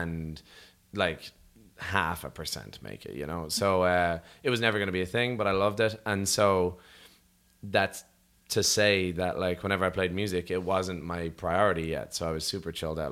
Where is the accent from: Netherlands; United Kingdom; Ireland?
Ireland; Rathcoole, Leinster; from Rathcool in Dublin and Ireland